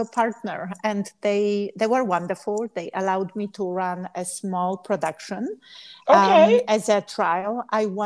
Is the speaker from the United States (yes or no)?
no; Poland; English is a second language; moved away; I'm from Poland